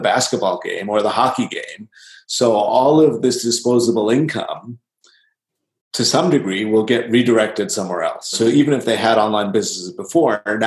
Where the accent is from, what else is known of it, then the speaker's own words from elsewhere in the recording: Chicago, Illinois, United States; I grew up in Chicago.